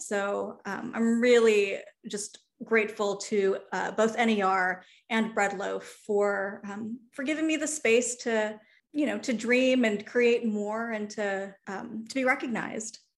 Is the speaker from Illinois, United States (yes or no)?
yes; Chicago, Illinois, United States; moved away as an adult; the Chicago that I grew up